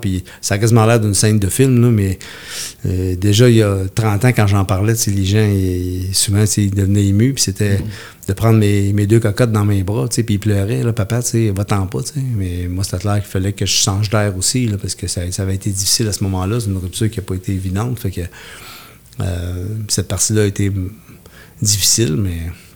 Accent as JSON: {"language": "French", "area": "Haute-Mauricie", "region": "Quebec", "country": "Canada", "said": "je viens de la Haute-Mauricie"}